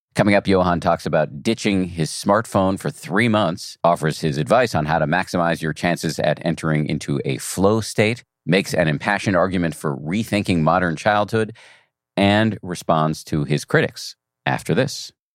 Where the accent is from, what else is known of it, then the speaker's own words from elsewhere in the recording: Newton, Massachusetts, United States; I grew up in Newton, right outside of Boston.